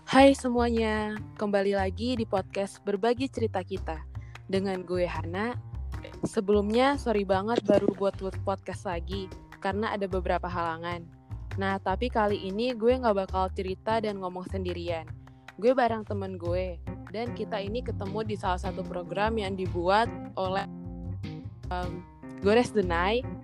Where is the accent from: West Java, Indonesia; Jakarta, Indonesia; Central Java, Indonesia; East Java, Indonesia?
Jakarta, Indonesia; aku kan dari Jakarta yang ngomongnya ya kayak gini